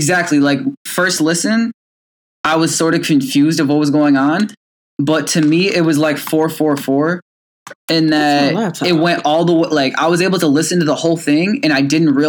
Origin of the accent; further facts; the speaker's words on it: Illinois, United States; moved away; Shout out to the 217. That's my hometown.